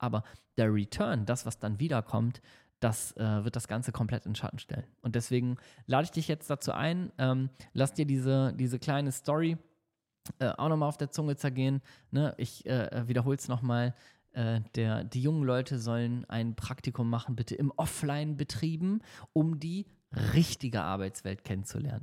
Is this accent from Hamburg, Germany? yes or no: yes; Hamburg, Germany; now in Düsseldorf, Germany; in Hamburg ist in meiner Heimatstadt